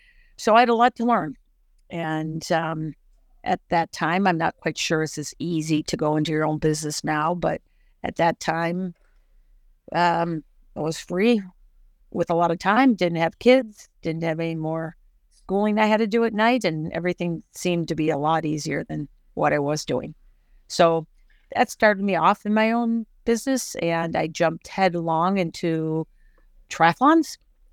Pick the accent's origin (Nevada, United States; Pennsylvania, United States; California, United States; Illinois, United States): Illinois, United States; Barrington; moved away; also born or lived in Durham, North Carolina / Evanston, Illinois; I am from Barrington.